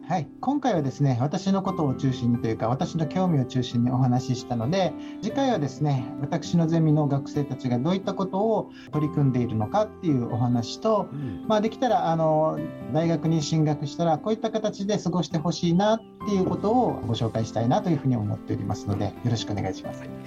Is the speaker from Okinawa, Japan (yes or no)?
yes; Okinawa, Japan; 出身は沖縄県